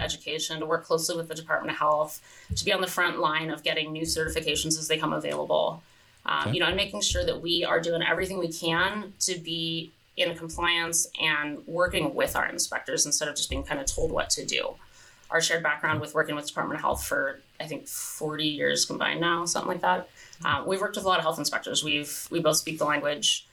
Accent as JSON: {"language": "English", "region": "California", "country": "United States", "tie": "born or raised there", "moved": "yes", "lives_now": "Hood Canal, United States", "said": "I grew up in California, and California beaches are public beaches"}